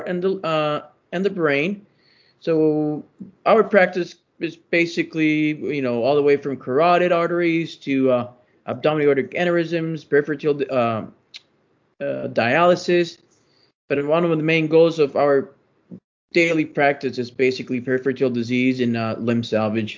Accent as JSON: {"language": "English", "country": "Puerto Rico", "also_born_or_lived": "Michigan / Tennessee", "moved": "as an adult", "lives_now": "Memphis, United States", "said": "I'm originally from Puerto Rico"}